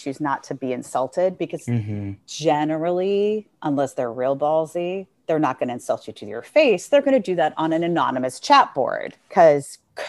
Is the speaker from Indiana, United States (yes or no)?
no; New York City, New York, United States; I grew up in New York City.